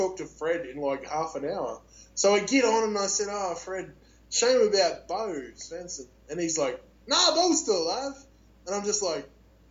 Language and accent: English; Australia; I'm Australian